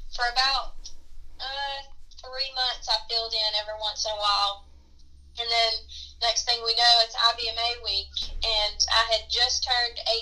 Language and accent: English; Union Mills, North Carolina, United States; it was actually in my hometown of Union Mills